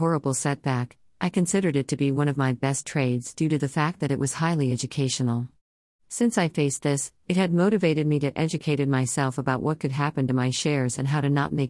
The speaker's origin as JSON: {"language": "English", "region": "North Carolina", "country": "United States", "tie": "born or raised there", "said": "I was born in North Carolina and I've been here ever since. In the future, I plan to move out of North Carolina and travel"}